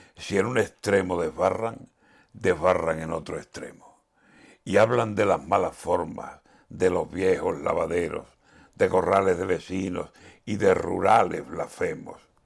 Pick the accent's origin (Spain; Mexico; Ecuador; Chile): Spain; como español